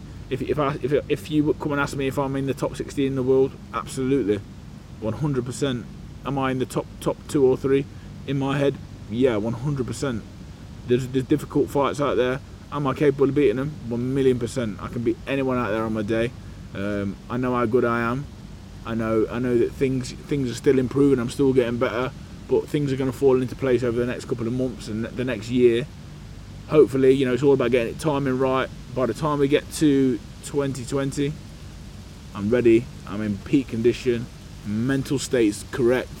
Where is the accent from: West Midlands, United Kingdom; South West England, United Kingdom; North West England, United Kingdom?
West Midlands, United Kingdom; Burton-on-Trent; I grew up in the middle of the country, small town called Burton-on-Trent, brewing town